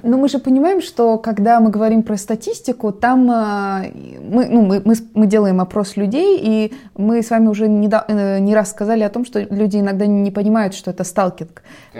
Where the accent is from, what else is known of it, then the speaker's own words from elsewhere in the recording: Russia; у нас на родине